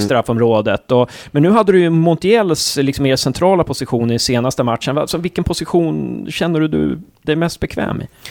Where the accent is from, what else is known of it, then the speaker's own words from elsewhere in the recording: Uppsala, Uppsala County, Sweden; now in Gävle, Sweden; jag är från Uppsala, så jag, jag har ju också, jag har blivit kvar här